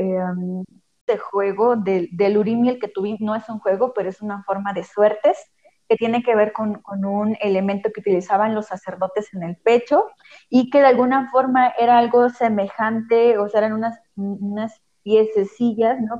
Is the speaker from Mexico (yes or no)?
yes; Santo Tomás Cuyotlipan, Puebla, Mexico; de donde yo soy, de Santo Tomás Cuyotlipan, Puebla